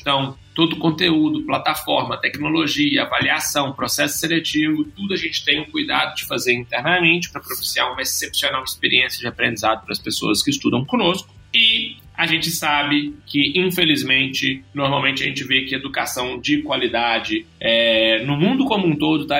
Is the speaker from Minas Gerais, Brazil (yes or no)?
yes; Belo Horizonte, Minas Gerais, Brazil; eu sou mineiro, tenho 31 anos, natural de Belo Horizonte